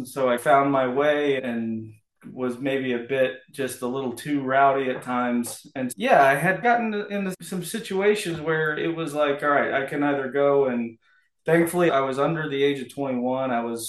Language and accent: English; Columbia, Missouri, United States; So I'm originally from Missouri, Columbia, Missouri.